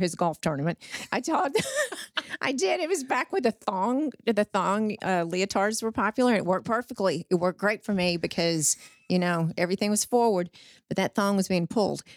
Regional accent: Wortham, Texas, United States; moved away as an adult; also born or lived in Austin; now in Fort Worth, United States; I grew up in Wortham, which is, but, oh gosh, it's It's, it's in the tri-county area, Freestone County, halfway between Houston and Dallas

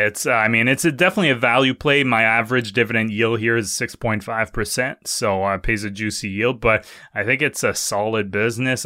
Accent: Quebec City, Quebec, Canada; now in Ottawa, Canada; Hey, go, go my home province. I live in Ottawa now, but, uh, I was born in Quebec City, so it doesn't get more Quebec than

